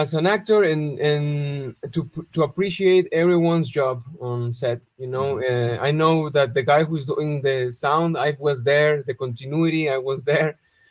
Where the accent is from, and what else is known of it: Guadalajara, Jalisco, Mexico; born or raised there